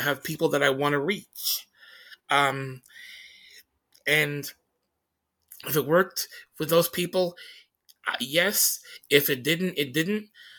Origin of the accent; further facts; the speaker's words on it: Tacoma, Washington, United States; when people would find out I was from Tacoma, they would ask me, "Oh my God, what kind of psycho killer shit did you listen to?"